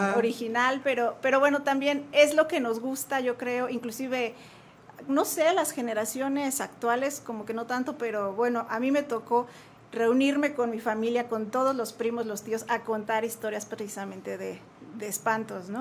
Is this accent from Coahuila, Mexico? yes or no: no; Jalisco, Mexico; now in Querétaro, Mexico; yo soy de Jalisco, allá nací, ya, ya llevo aquí muchos años viviendo